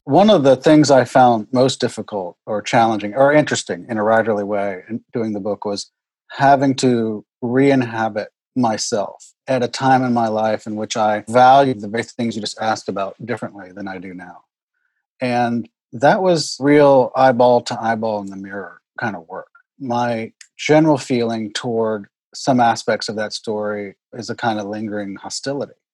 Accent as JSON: {"language": "English", "town": "Houston", "region": "Texas", "country": "United States", "tie": "born or raised there", "also_born_or_lived": "Oklahoma", "said": "I grew up in Houston in a neighborhood called Meyerland which is the historic Jewish neighborhood of Houston."}